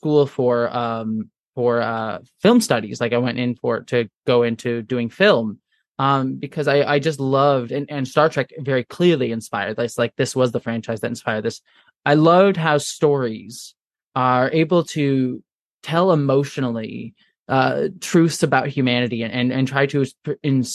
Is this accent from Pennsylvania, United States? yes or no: no; Buffalo, New York, United States; I was born in New York, around the Buffalo area